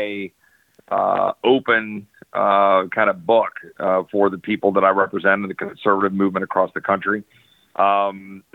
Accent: Texas, United States; as a Texan

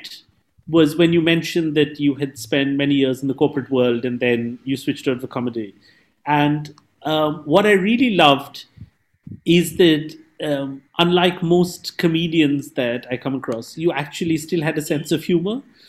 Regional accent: Mumbai, Maharashtra, India; English is a second language; I'm from Mumbai

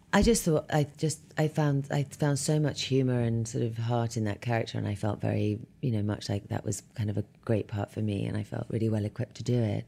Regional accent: London, United Kingdom; moved away as an adult; I was born in London and raised in West London

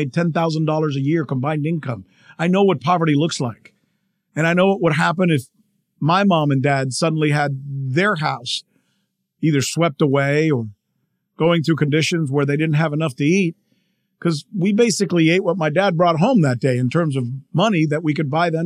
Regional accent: South Florida, United States; I come from South Florida

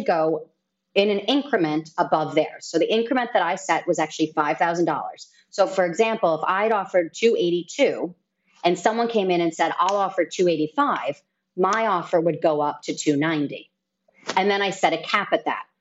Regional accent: New York, United States; now in Dominican Republic; I'm a New Yorker

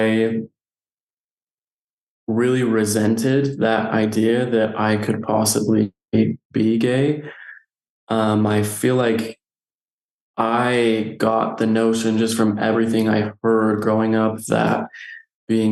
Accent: Nephi, Utah, United States; Growing up, I grew up here in Nephi, Utah, so small town

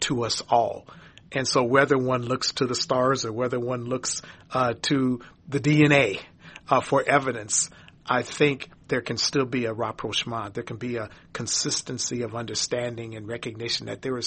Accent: St. Paul, Minnesota, United States; Growing up in St. Paul, Minnesota, in a lily white community

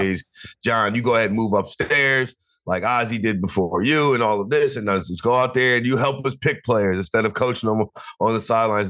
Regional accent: the South, United States; I grew up in the South.

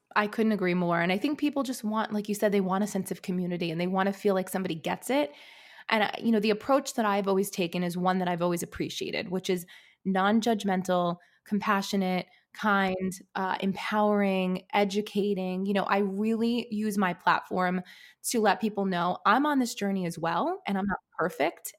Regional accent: New York City, New York, United States; I grew up in an Italian American family in Brooklyn, New York

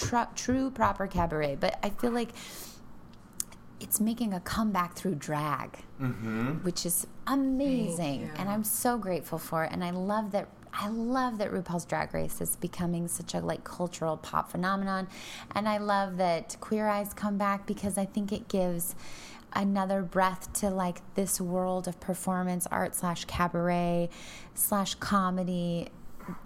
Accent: Denver, Colorado, United States; Yes, I'm from Denver.

